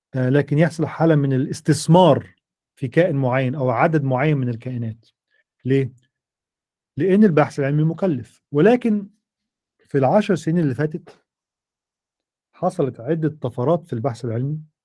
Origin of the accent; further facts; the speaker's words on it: Egypt; moved away as an adult; also born or lived in United States; احنا عندنا في مصر